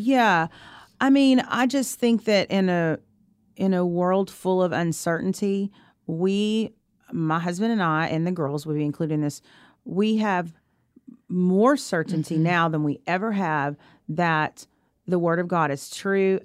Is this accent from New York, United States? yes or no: no; Arkansas, United States; moved away; where I grew up in Arkansas